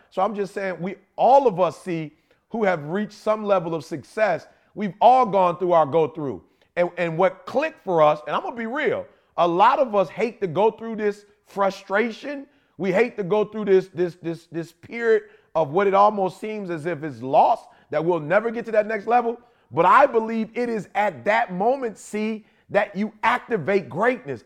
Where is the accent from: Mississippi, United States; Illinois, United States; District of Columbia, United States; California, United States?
Illinois, United States; Chicago; People know I'm from the Shy. I love Chicago. That's where I was born.